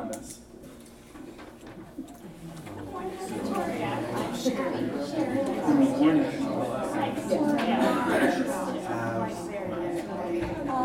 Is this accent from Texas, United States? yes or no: yes; Texas, United States; now in Boston, United States; I'm from Texas originally